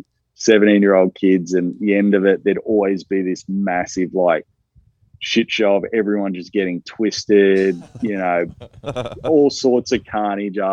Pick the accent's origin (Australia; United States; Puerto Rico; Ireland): Australia; moved away; I'm from Australia